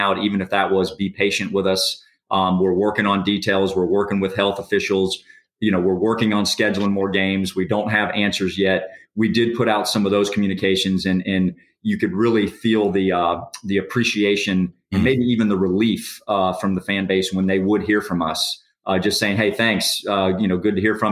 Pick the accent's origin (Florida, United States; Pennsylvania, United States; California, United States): Florida, United States; Orlando; growing up in Orlando for so many years